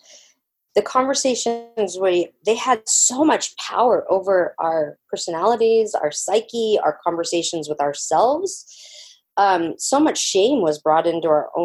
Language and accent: English; Georgia, United States; I grew up in Georgia in the swamp